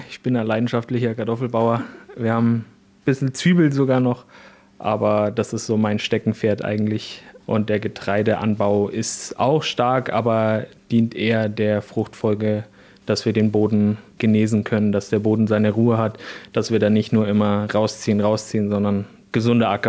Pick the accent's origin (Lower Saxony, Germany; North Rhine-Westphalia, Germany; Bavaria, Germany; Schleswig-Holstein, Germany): Bavaria, Germany; Mintraching; Servus zusammen … ich komme aus dem Süden von Regensburg, aus Mintraching